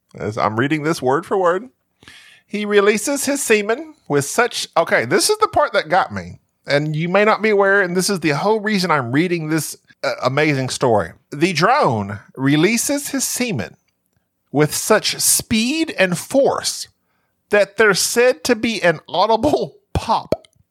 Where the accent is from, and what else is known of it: Southern United States, United States; accent: Southern